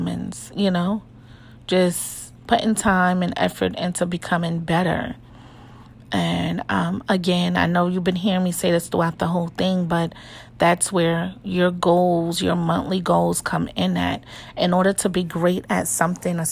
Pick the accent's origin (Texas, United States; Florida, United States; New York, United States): New York, United States; I am from New York